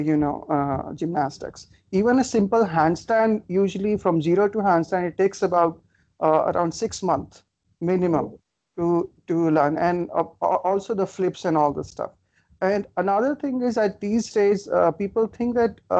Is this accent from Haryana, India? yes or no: yes; Faridabad, Haryana, India; when I was uh, uh, in in my hometown near Delhi in Faridabad